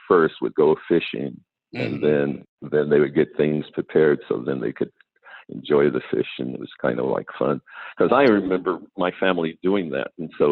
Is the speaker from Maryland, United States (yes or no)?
no; New Mexico, United States; now in Los Angeles, United States; I'm from New Mexico